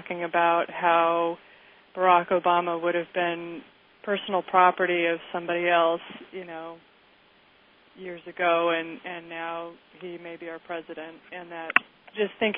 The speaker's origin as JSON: {"language": "English", "town": "Kansas City", "region": "Missouri", "country": "United States", "tie": "born or raised there", "said": "I grew up in Kansas City"}